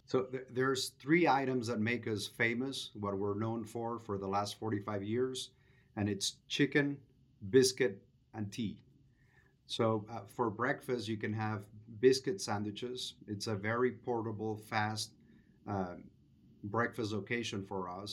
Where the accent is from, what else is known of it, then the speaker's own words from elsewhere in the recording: Venezuela; moved away as an adult; now in United States; I'm originally from Venezuela, came to the U S in two thousand three for graduate school, and have been here for about twenty years